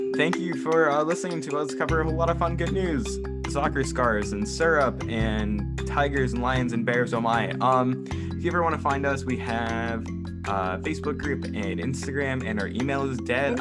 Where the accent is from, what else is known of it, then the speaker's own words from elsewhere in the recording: United States; I'm American